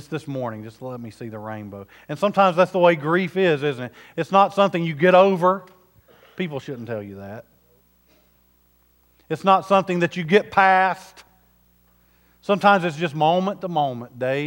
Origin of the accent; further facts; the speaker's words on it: South Carolina, United States; I'm from South Carolina